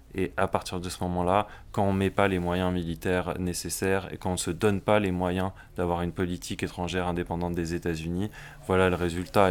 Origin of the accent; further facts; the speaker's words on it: France; en tant que Français